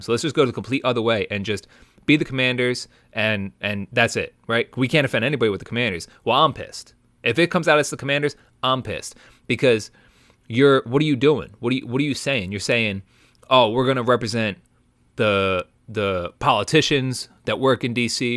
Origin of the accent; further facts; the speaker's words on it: Philadelphia, Pennsylvania, United States; we're from Philly